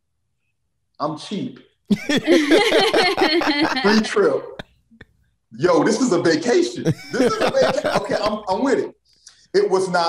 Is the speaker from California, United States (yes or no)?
no; Tampa, Florida, United States; I'm a Tampa Bay lifer, man. You know, this is my hometown, man. I'm back in Tampa now as we speak